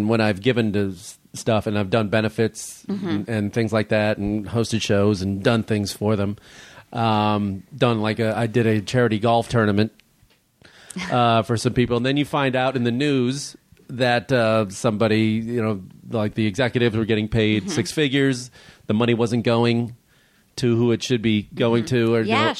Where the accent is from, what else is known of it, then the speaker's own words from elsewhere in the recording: Illinois, United States; I'm from Illinois, believe me.